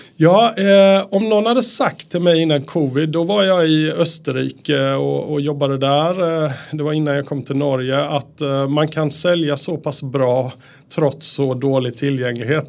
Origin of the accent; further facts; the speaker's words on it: Sweden; moved away as an adult; also born or lived in Japan / Austria / Netherlands; now in Norway; jag är ju svensk